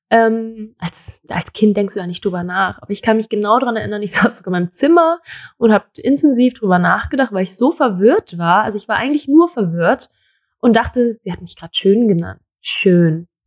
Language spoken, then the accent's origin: German; Thailand; Also ich bin in Thailand aufgewachsen und es war, ich war schön, ich war aber auch hässlich.